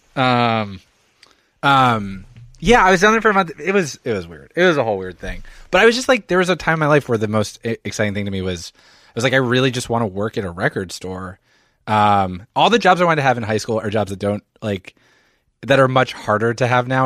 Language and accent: English; Philadelphia, Pennsylvania, United States; moved away as an adult; also born or lived in Montreal; now in New York, United States; I'm from Philadelphia, suburban Philadelphia